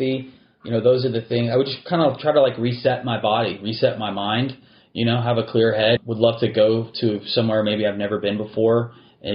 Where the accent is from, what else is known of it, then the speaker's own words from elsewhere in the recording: Texas, United States; I'm a native Texan. I was born in Texas. I've spent most of my life here.